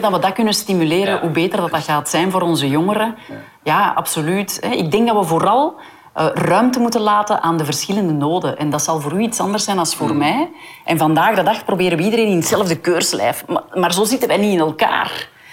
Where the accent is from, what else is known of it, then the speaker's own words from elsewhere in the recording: Hoegaarden, Flanders, Belgium; Ik kom uit Hoegaarden